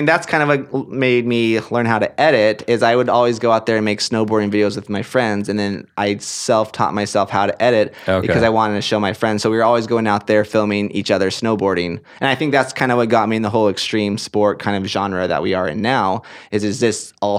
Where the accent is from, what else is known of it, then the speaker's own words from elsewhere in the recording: Portland, Oregon, United States; This was in Oregon. I'm from Portland, Oregon. That's where I grew up. That's where I was raised.